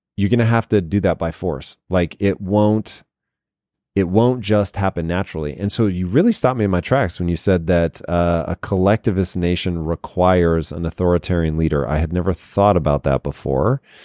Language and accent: English; Tacoma, Washington, United States; I grew up in Tacoma, Washington